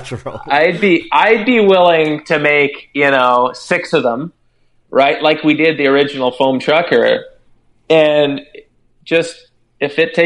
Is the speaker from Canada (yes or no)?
yes; Canada; growing up in Canada, and our company is based out of Nashville because my two partners live in Nashville, Tennessee. I just happen to still live in Canada